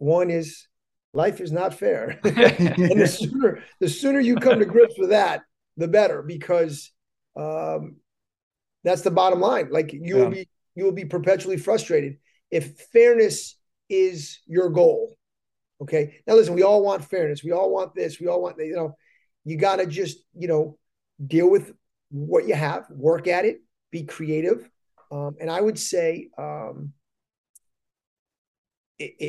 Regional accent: Hartford, Connecticut, United States; I grew up in Hartford

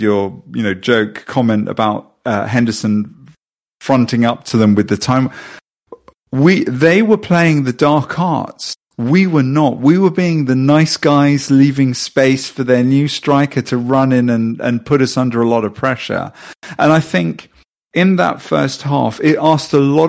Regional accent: Sweden; I'm from Sweden

